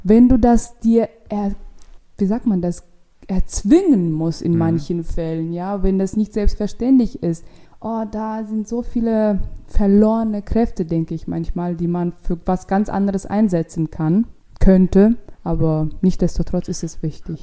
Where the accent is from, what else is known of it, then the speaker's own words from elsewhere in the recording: Ashgabat, Turkmenistan; accent: Russian; German is a second language; moved away as an adult; now in Berlin, Germany; Aschgabat, das ist die Hauptstadt in Turkmenistan und da komme ich her